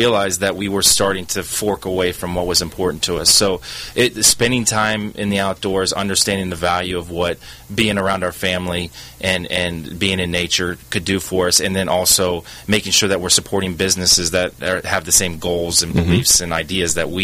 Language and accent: English; Cleveland, Ohio, United States; moved away; I grew up in Cleveland, Ohio